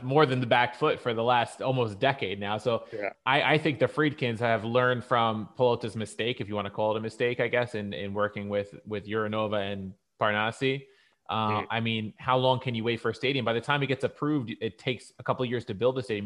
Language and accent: English; United States; as an American sports fan